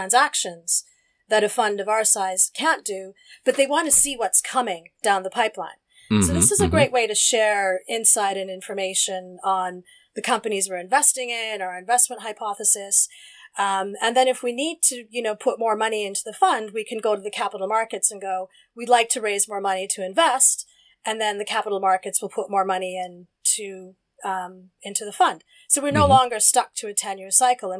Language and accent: English; Alberta, Canada; moved away as an adult; also born or lived in United Kingdom; now in London, United Kingdom; growing up in Alberta